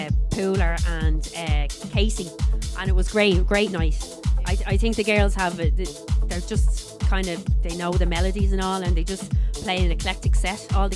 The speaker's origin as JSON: {"language": "English", "town": "Dublin", "region": "Leinster", "country": "Ireland", "said": "I'm from Dublin, from Tallaght in Dublin"}